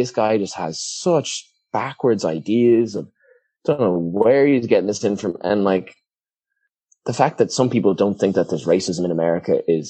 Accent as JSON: {"language": "English", "country": "Ireland", "tie": "born or raised there", "lives_now": "United States", "said": "the whole time growing up in Ireland, I was thinking, I can't wait to use my blue American passport to get the hell out of here."}